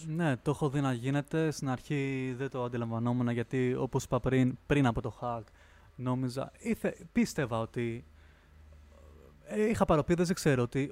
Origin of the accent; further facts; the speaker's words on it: Lemnos, North Aegean, Greece; moved away as an adult; also born or lived in Florina; now in Athens, Greece; μεγάλωσα Λίμνο